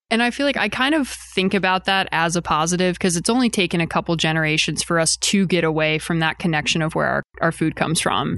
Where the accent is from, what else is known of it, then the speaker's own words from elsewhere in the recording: Eastern Shore of Maryland, United States; moved away as an adult; also born or lived in Austin, Texas; now in Rogers, United States; I'm originally from the East Coast of Maryland. I grew up in a pretty small beach town that kind of blows up in the summer